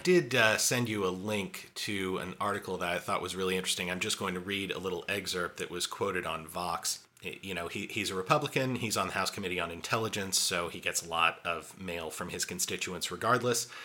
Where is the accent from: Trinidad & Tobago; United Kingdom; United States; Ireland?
United States; I'm an American